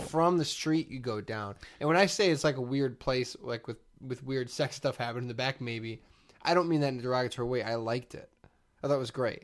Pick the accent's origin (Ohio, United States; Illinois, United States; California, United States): Illinois, United States; Chicago; I was from Chicago